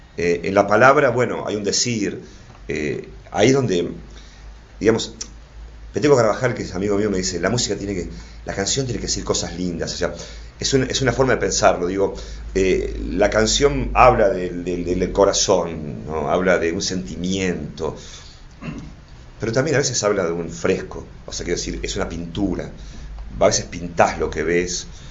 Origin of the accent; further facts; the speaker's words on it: Buenos Aires, Argentina; me crié en Flores